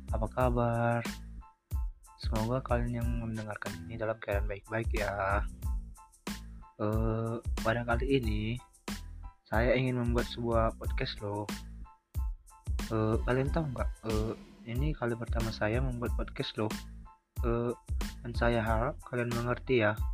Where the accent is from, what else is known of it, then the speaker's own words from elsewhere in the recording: Samosir, North Sumatra, Indonesia; saya berasal dari Samosir